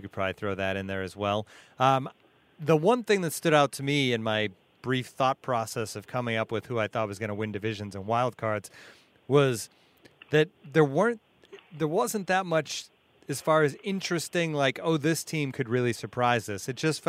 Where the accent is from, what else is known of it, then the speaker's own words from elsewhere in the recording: Boston, Massachusetts, United States; I'm from Boston